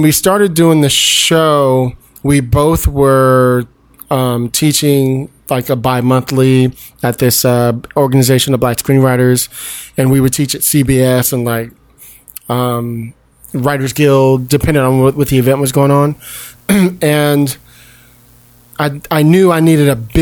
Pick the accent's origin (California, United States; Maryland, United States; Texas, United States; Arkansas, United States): California, United States; Palo Alto; also born or lived in Detroit / Brooklyn; I was raised in the Bay Area in Palo Alto